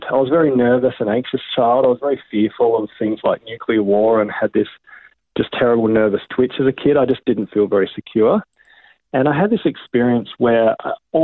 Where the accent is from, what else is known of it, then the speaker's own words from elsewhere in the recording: Adelaide, South Australia, Australia; I'm from Adelaide originally. So my dad's Chinese from Shanghai. Mum's a Dinky Dai Aussie, so I'm half Chinese. And I grew up in the foothills of Adelaide